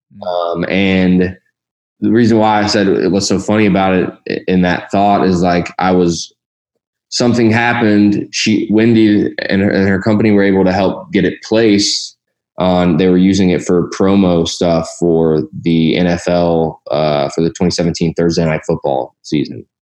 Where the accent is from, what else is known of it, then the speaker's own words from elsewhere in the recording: Louisville, Kentucky, United States; also born or lived in Columbus, Ohio / Bardstown, Kentucky; moved to Louisville, Kentucky, which is where I grew up, spent most of my childhood there.